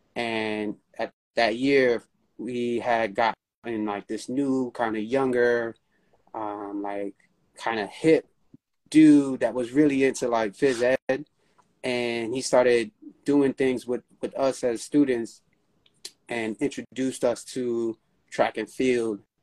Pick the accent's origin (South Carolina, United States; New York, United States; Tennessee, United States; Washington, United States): New York, United States; New York City; I'm from New York, born and raised